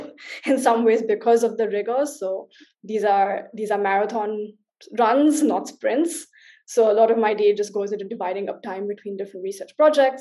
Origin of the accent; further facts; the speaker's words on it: India; now in Berlin, Germany; as an Indian